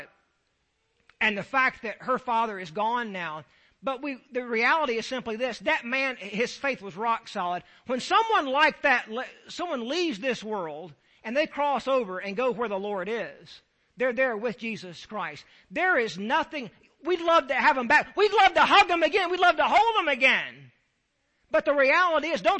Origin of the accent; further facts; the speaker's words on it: Deep South, United States; I'm from the Deep South.